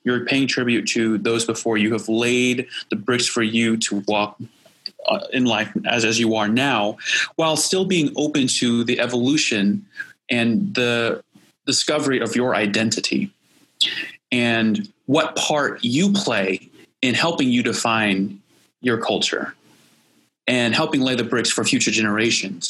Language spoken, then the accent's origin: English; Indiana, United States; I'm from Indiana